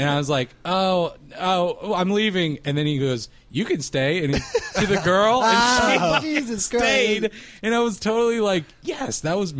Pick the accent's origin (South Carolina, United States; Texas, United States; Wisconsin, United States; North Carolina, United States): North Carolina, United States; Raleigh